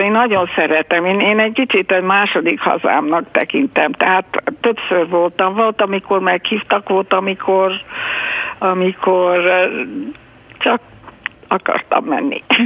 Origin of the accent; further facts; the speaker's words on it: United States; mi Amerikában éltünk a Washington mellett, mert hát ö, szüleim a menekültek voltak